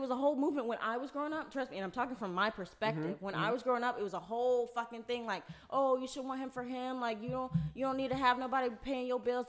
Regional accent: Virginia Beach, Virginia, United States; I grew up in Virginia Beach and I went to a very good school that was very diverse.

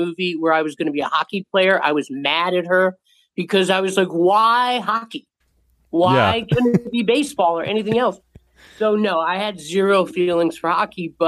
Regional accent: Montvale, New Jersey, United States; I grew up in a beautiful town called Montvale, and it's a suburb in New Jersey.

